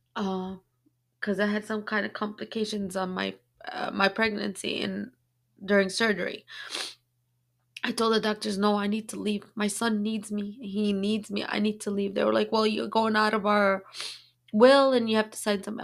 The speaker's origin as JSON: {"language": "English", "country": "Yemen", "said": "I'm from Yemen"}